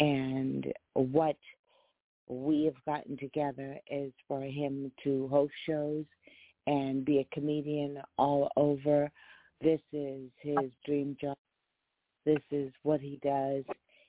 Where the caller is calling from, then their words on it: Los Angeles, California, United States; I'm calling from Los Angeles, California.